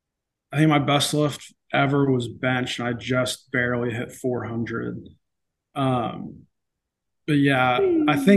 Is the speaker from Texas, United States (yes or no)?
yes; Roanoke, Texas, United States; I'm from Roanoke, Texas